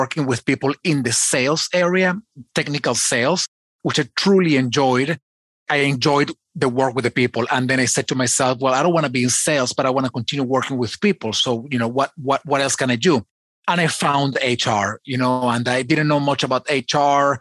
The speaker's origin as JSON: {"language": "English", "country": "Venezuela", "tie": "born or raised there", "said": "I was born in Venezuela."}